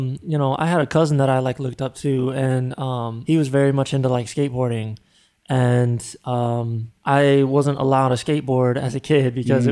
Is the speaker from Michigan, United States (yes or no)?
yes; Grand Rapids, Michigan, United States; moved away; where I grew up in Michigan, Grand Rapids